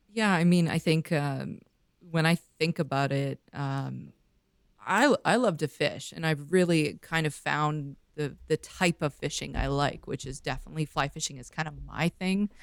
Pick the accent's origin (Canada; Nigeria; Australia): Canada; Vancouver, British Columbia; moved away; I grew up in Vancouver, grew up on boats